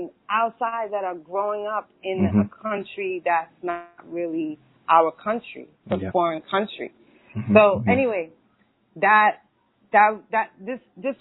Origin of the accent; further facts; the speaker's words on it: New York City, New York, United States; I grew up in New York City. I grew up actually uptown.